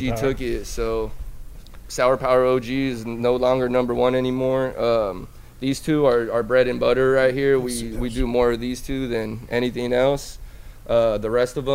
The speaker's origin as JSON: {"language": "English", "town": "Los Angeles", "region": "California", "country": "United States", "said": "I'm from Granada Hills"}